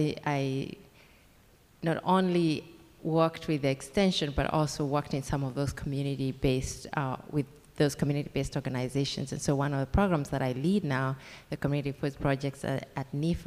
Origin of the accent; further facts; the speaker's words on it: Kenya; accent: Kenyan; English is a second language; moved away as an adult; now in United States; So that accent is Kenyan. I'm a Kenyan-American.